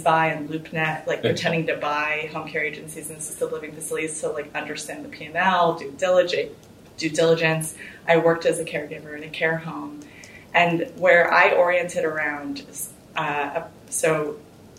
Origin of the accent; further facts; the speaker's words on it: Houston, Texas, United States; I'm from Houston, which is where we are today